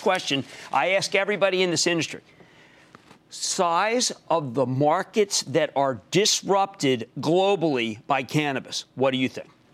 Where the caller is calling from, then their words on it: Detroit, Michigan, United States; I am calling from the Motor City